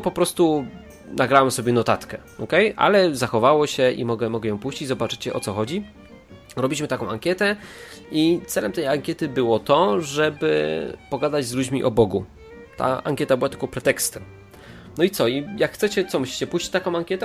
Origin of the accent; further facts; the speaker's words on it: Katowice, Silesian Voivodeship, Poland; nasza grupka tutaj katowicka, bo jesteśmy wszyscy z Katowic